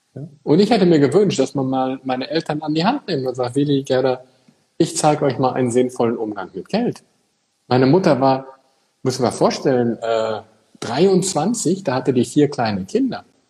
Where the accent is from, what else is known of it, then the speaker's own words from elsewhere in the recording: Eickelborn, North Rhine-Westphalia, Germany; now in Frankfurt, Germany; ich komme ja aus Eichelborn, so ein kleines Café in Nordrhein-Westfalen.